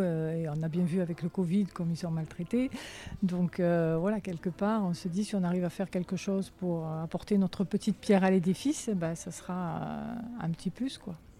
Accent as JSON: {"language": "French", "town": "Alès", "region": "Occitania", "country": "France", "tie": "born or raised there", "said": "Moi je suis native d'Alès"}